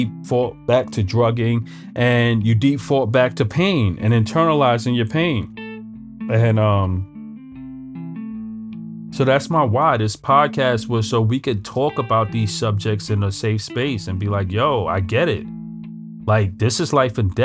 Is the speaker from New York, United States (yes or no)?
yes; New York City, New York, United States; I grew up in Brooklyn. I'm a Brooklyn guy, right?